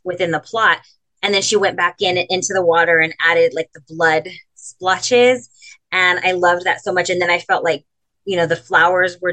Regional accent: Imperial Valley, California, United States; born or raised there; now in San Diego, United States

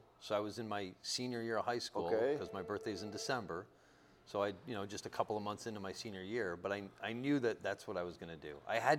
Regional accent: Western Massachusetts, United States; moved away as an adult; also born or lived in Japan; Originally, I'm from Western Massachusetts.

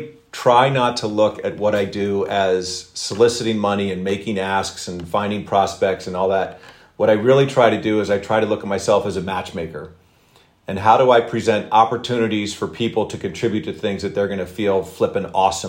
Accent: Philadelphia, Pennsylvania, United States; I'm from the Philadelphia area in the Philadelphia suburbs

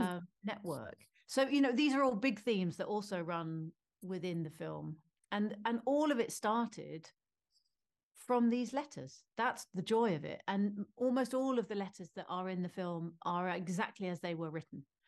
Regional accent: United Kingdom; as a Brit

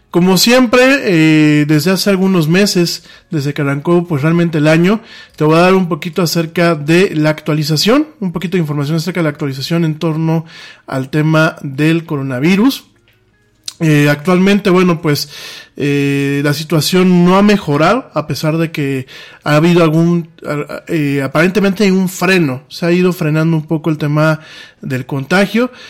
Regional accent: Mexico

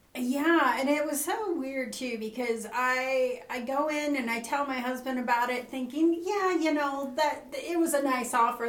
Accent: Nevada, United States; also born or lived in California; now in Burns, United States; we moved to Nevada when I was 10. Uh, grew up on the TS Ranch

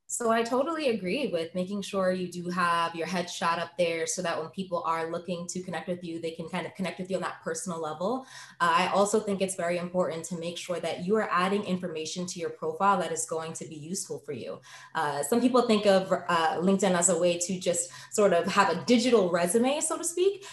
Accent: New York, United States; moved away as an adult; now in Boston, United States; I am originally from New York, but moved to Boston to attend BU for law school.

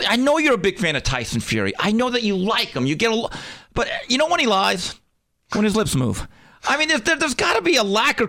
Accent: United States; to me as an American, I don't really care about it.

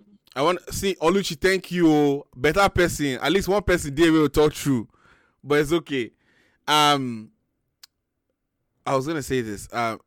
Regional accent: Lagos, Nigeria; Lalu, just.

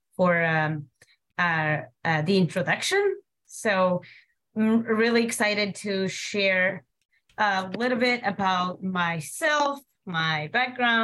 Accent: Morocco; moved away; I was born and raised in the Atlas Mountains of Morocco.

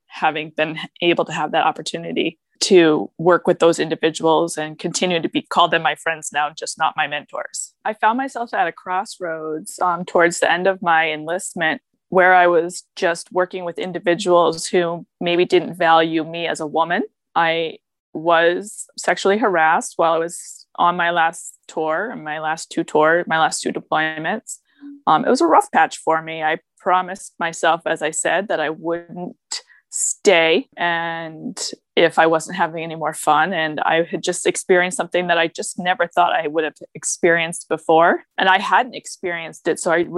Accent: New Hampshire, United States; moved away as an adult; now in Connecticut, United States; I grew up in New Hampshire

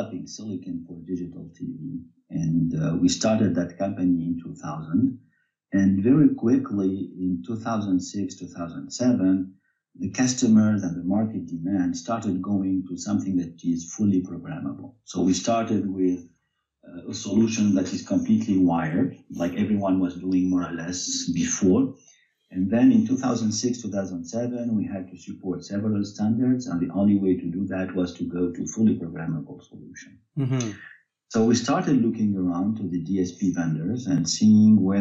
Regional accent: Tunisia; moved away as an adult; now in France; I was born in Tunisia, and I came to France when I was 18 years old to finish my studies

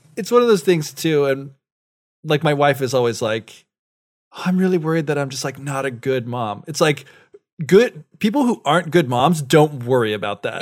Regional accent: United States; moved away; as an American

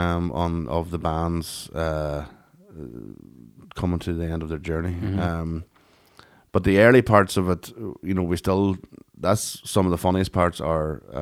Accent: Ireland; for us as Irish people, we were going, that's the woman we know.

